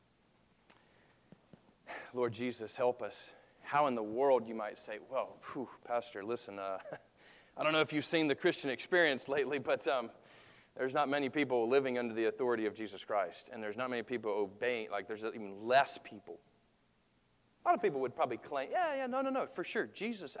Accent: United States; I love being an American

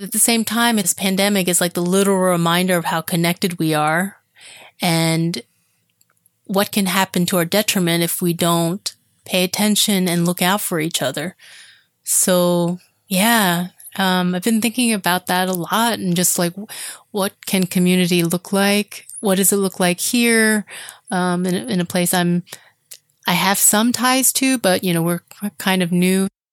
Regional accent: Florida, United States; Even though I grew up in Florida, we didn't live near the water

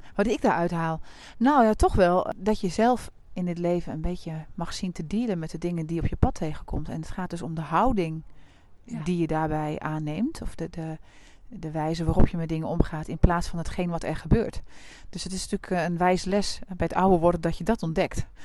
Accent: Deventer, Overijssel, Netherlands; Ik kom ook uit Deventer

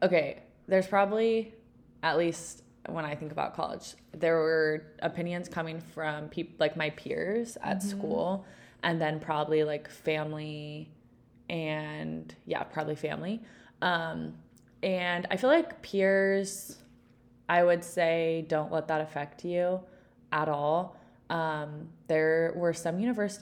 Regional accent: Texas, United States; moved away as an adult; also born or lived in Utah; I grew up in Texas, just like Ellie.

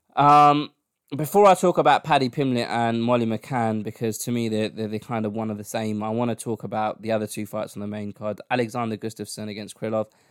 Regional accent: London, United Kingdom; my hometown

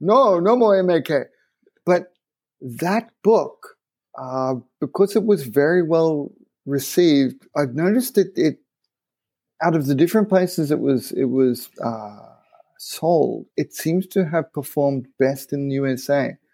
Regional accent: Japan; growing up in Japan

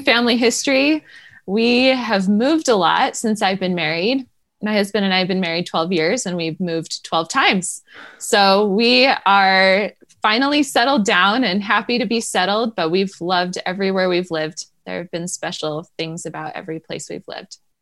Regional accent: New Hampshire, United States; moved away; I grew up in New Hampshire

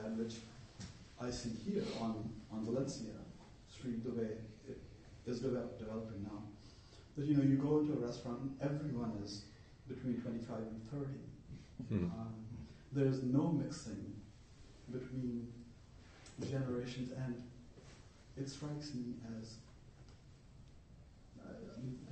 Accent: India; now in United States; I'm from India

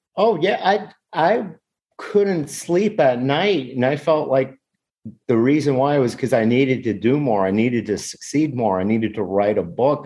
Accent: United States; I'm from the United States

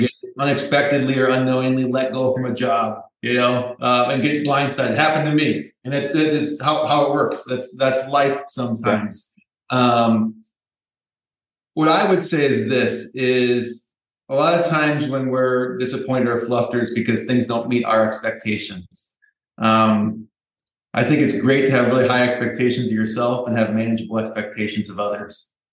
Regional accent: Minneapolis, Minnesota, United States; I was lucky enough to find a job in my hometown of Minneapolis, Minnesota

